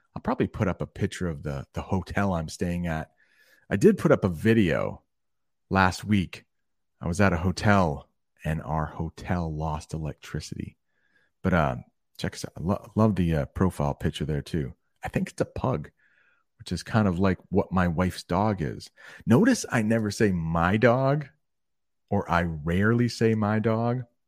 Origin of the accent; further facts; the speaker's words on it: Maine, United States; I'm from Maine, and that is in the northern part of the United States.